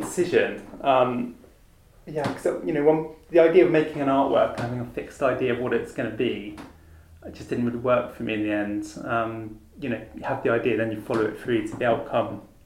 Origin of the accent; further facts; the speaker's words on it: Falmouth, South West England, United Kingdom; growing up in Falmouth, I was lucky enough to have a really good art school